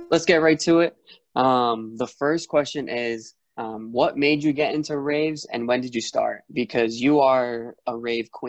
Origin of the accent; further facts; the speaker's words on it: East Coast, United States; Because I'm from the East Coast